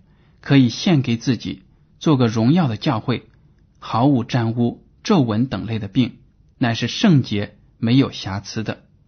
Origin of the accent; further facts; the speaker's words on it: China; 我们中国人